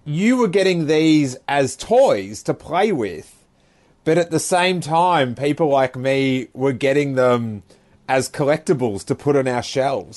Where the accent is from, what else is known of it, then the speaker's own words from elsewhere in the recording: Rosebud, Victoria, Australia; I grew up in this small town of Rosebud